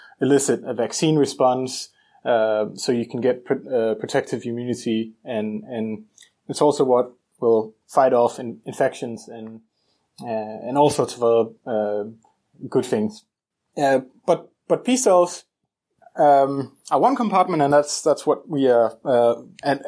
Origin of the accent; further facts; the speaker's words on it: Copenhagen, Capital Region of Denmark, Denmark; moved away as an adult; now in Seattle, United States; I am Danish, and I am from Copenhagen, Denmark. And that's where I did my undergrad